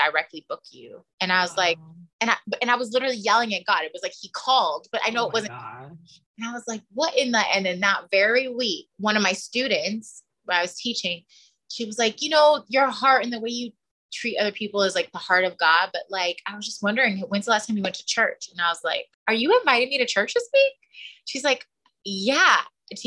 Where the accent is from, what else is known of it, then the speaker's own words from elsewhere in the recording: the Valley, California, United States; I'm also from the Valley